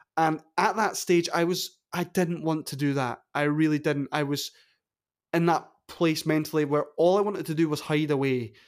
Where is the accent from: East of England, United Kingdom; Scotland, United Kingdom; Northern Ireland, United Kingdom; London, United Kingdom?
Scotland, United Kingdom; Wick; As a, a wee bairn growing up in Caithness